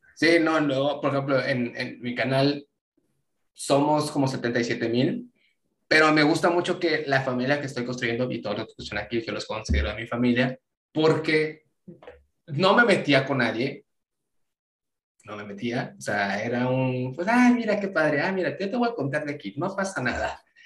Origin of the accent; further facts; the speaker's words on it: Mexico; yo sé que soy de México